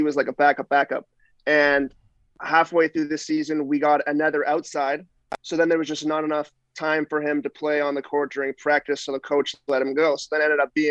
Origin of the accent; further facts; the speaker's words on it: Ottawa, Ontario, Canada; moved away as an adult; also born or lived in Czech Republic; just outside of Ottawa in Manitick.